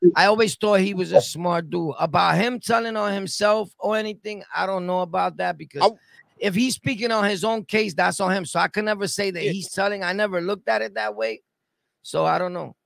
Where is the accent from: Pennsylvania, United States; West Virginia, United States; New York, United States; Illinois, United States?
New York, United States; New York City; I'm born and raised in Sunset Park, right? Brooklyn.